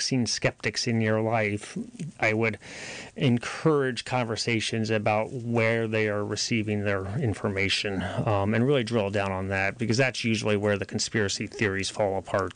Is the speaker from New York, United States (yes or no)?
no; Boonville, California, United States; moved away; also born or lived in Nashville, Tennessee; I'm from Boonville, but I lived in Nashville for 10 years